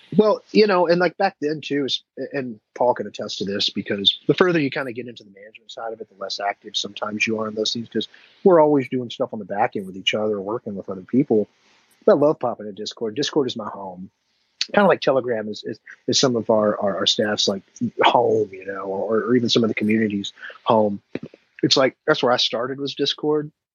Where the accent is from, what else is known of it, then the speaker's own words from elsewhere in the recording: Dallas, Texas, United States; now in Memphis, United States; I'm from Dallas, and like my, family's still in Dallas